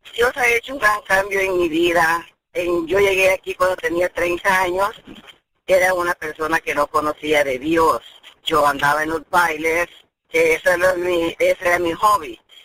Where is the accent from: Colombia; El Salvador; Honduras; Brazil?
El Salvador; yo soy de El Salvador